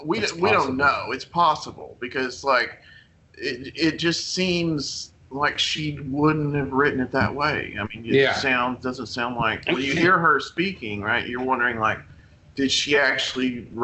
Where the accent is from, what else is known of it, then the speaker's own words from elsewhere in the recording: McCreary County, Kentucky, United States; I'm from McCreary County, so it's about 30 miles south of Somerset. I'm from like a small mining town south of here